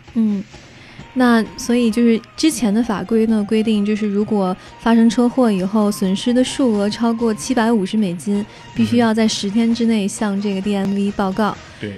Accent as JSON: {"language": "Chinese", "country": "China", "moved": "yes", "lives_now": "United States", "said": "我们中国人来美国留学"}